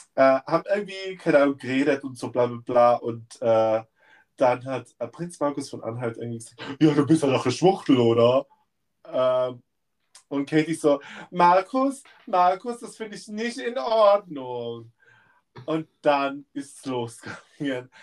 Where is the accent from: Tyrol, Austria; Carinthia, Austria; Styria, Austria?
Tyrol, Austria; Innsbruck; Also Innsbruck ist meine Heimat